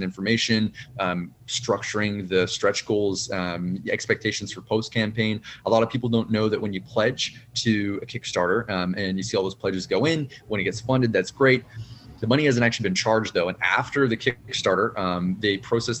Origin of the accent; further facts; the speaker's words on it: Canada; a Canadian author working with a Canadian press